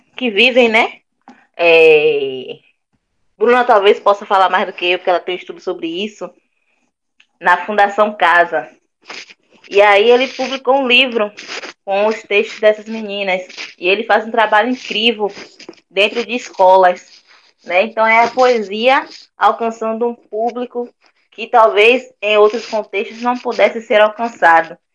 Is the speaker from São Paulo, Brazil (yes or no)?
no; Salvador, Bahia, Brazil; Sou cria da Santa Cruz, Vale das Pedrinhas, Nordeste de Amaralina.